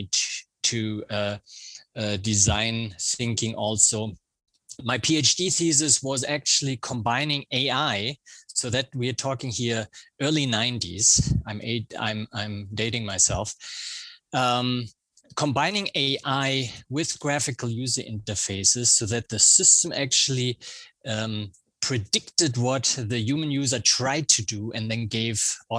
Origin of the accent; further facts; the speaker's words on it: Germany; accent: German; English is a second language; also born or lived in Providence, Rhode Island; now in United States; I have a German accent because that's where I grew up